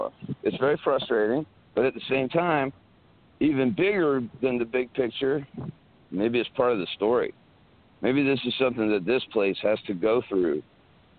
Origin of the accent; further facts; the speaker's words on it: South Carolina, United States; I grew up in South Carolina, like little town South Carolina.